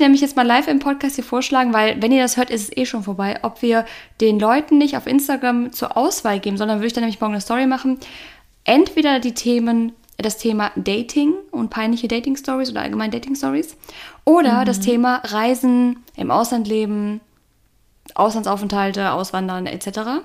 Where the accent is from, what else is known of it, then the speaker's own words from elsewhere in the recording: North Rhine-Westphalia, Germany; now in Cologne, Germany; Heimat, also alle in NRW